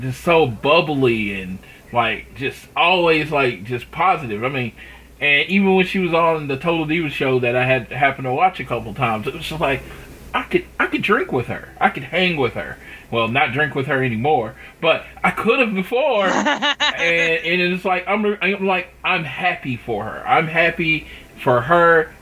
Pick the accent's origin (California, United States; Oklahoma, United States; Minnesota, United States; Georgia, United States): Oklahoma, United States; growing up in Oklahoma